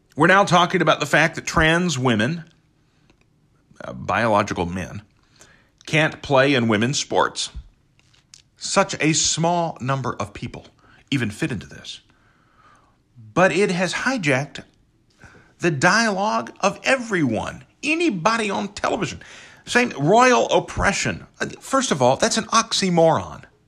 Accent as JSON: {"language": "English", "country": "United States", "said": "as an American"}